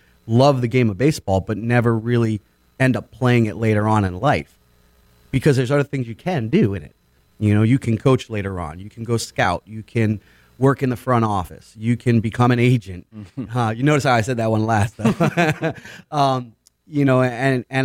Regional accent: Boynton Beach, Florida, United States; I came from Boynton Beach, grew up here, played at East Boynton Little League Fields

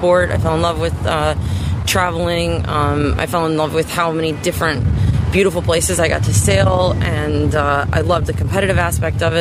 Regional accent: Wilmette, Illinois, United States; I'm from Wilmette, Illinois, and I sail the 49er FX

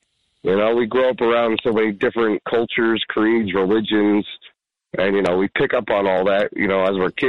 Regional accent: Elizabeth, New Jersey, United States; now in Flemington, United States; I grew up in Elizabeth.

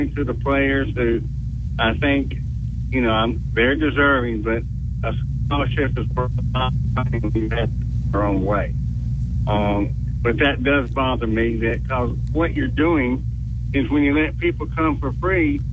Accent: Birmingham, Alabama, United States; I'm from Birmingham and the Alabama gang

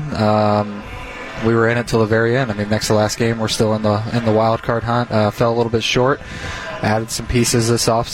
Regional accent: Ohio, United States; now in Milwaukee, United States; I grew up in Ohio, so it's got a very Midwest feel

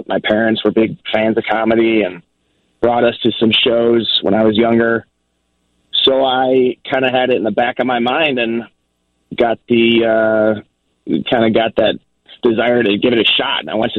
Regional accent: Chicago, Illinois, United States; You know, I grew up in the Jordan years. Now you see kids like kind of gravitating towards hockey, which is bankrupting all of us. But the basketball doesn't seem to be as popular as it was in the Chicago 90s.

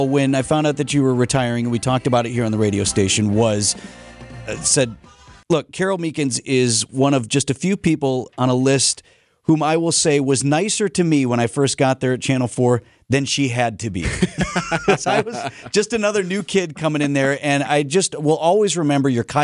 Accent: Milwaukee, Wisconsin, United States; stayed here in my hometown. And Milwaukee

